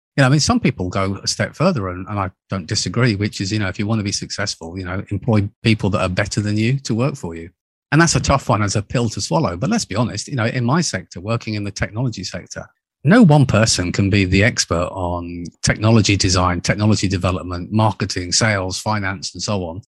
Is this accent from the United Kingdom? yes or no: yes; United Kingdom; moved away as an adult; also born or lived in United States; being a Brit, back in eighty-nine, I moved across to the U S A to open our, our U S business